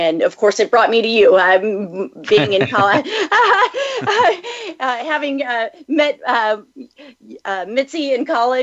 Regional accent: just south of Los Angeles, California, United States; also born or lived in Texas; I'm a native Californian, and I grew up just south of Los Angeles, about 45 minutes drive north of where I live now

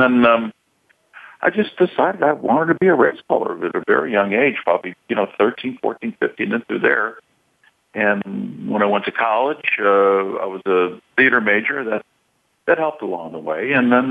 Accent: Chicago, Illinois, United States; accent: Midwestern; moved away; I grew up in Chicago

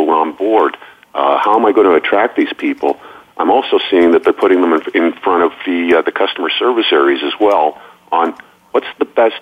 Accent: Canada; moved away; my old hometown or my old home country

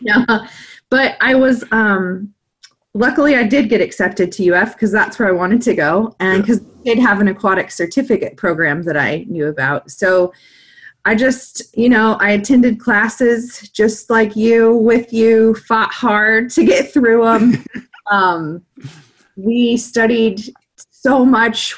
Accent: Kansas, United States; moved away; also born or lived in Mississippi; I am from Kansas and there aren't a lot of oceans around

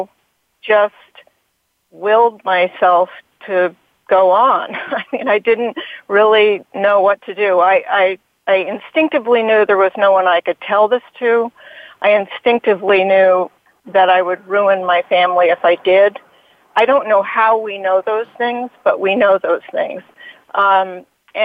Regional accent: Hanover, New Hampshire, United States; in my own community where I grew up in Hanover, New Hampshire

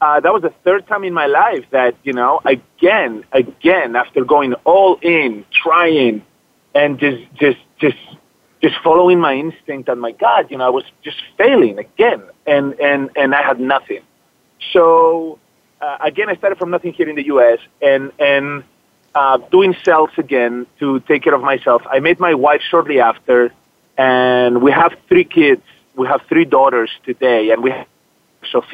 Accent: Zaragoza, Aragon, Spain; also born or lived in Madrid; now in United States; I was born in Madrid, but I grew up in a small town northeast called Zaragoza

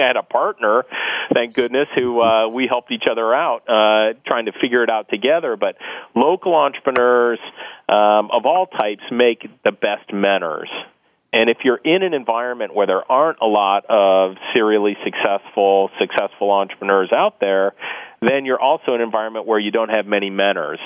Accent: Akron, Ohio, United States; I'm from Northeast Ohio, which has been a large company and manufacturing driven economy for the for the majority of the last century. You know, if you grew up in a place like I, I grew up in Akron actually

